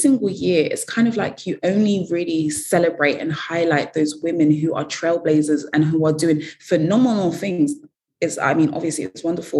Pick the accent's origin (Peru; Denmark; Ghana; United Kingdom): Ghana; I mean, I'm from Ghana, so naturally Ghana is there.